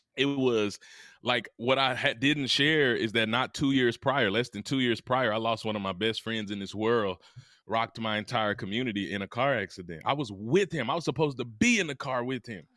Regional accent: Mississippi, United States; I'm from Mississippi, the heart of the South

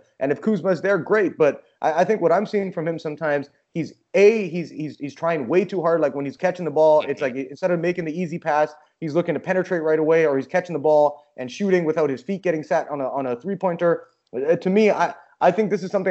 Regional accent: Vancouver, British Columbia, Canada; I'm from Vancouver. I was a Grizzlies fan growing up

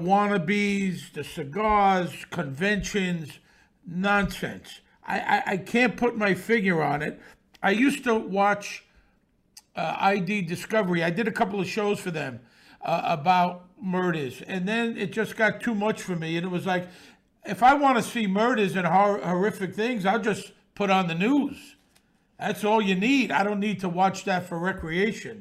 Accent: New York City, New York, United States; born or raised there

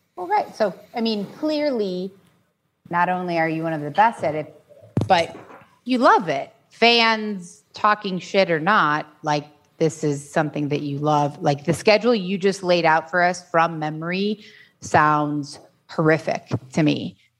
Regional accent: Chicago, Illinois, United States; now in Arizona, United States; I grew up in Chicago

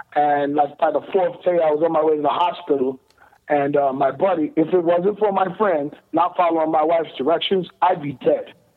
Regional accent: Ohio, United States; I'm from Ohio, Midwest you know, farmers

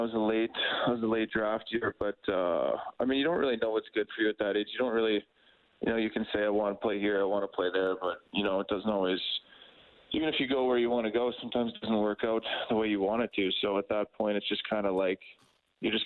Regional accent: White City, Saskatchewan, Canada; moved away; White City, my hometown

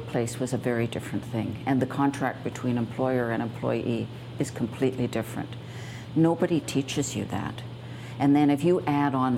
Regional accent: Canada; as one Canadian to another

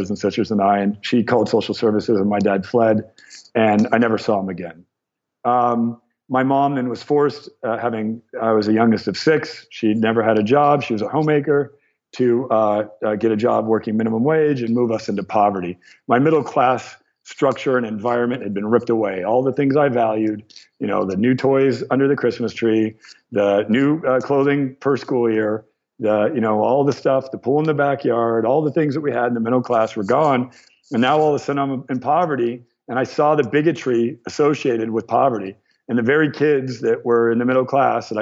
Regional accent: Torrance, California, United States; I was born in Torrance.

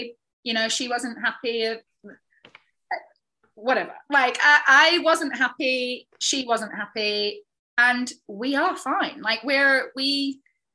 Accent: the north of England, United Kingdom; moved away; I'm a chick from the north of England

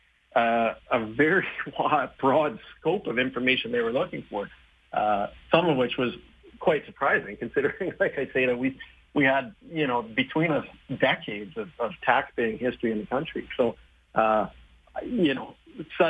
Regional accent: Saskatchewan, Canada; I was born in Saskatchewan, and we had both of our kids here in Saskatoon

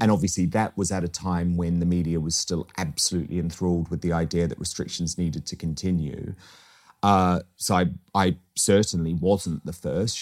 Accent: New Zealand; moved away as an adult; now in United Kingdom; I was born in New Zealand first generation and, um, moved here when I was twenty-one years old

